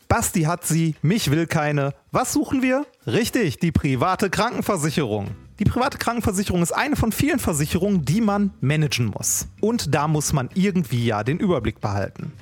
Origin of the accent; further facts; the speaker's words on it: Essen, North Rhine-Westphalia, Germany; Altendorf, äh, stadtnah im Norden, wo ich groß geworden bin